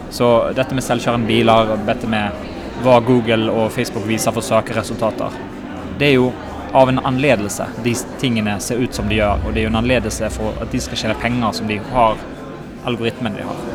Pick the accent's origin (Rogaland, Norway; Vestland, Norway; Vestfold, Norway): Vestland, Norway; Bergen; accent: Bergen dialect; also born or lived in Sweden; Jeg er ikke fra Norge, jeg er fra Bergen